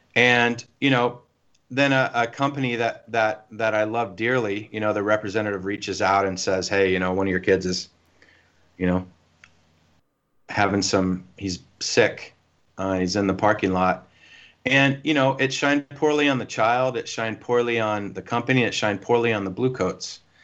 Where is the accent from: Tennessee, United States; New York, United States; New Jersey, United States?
Tennessee, United States; Nashville; I'm from Nashville